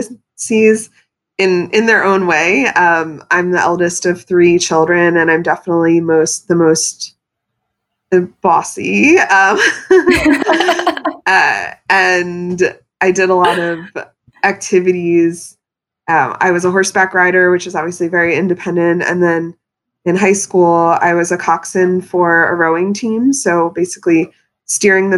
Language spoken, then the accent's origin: English; Pennsylvania, United States; moved away as an adult; now in New York City, United States; I was raised in Pennsylvania by New Yorkers